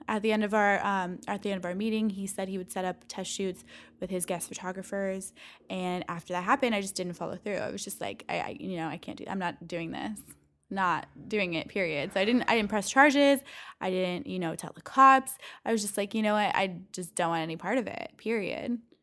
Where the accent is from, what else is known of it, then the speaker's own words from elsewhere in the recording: Valencia, California, United States; I grew up in Valencia, California